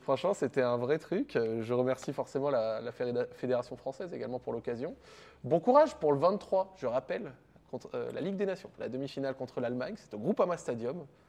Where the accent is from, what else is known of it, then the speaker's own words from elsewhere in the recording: Morocco; en tant que Marocain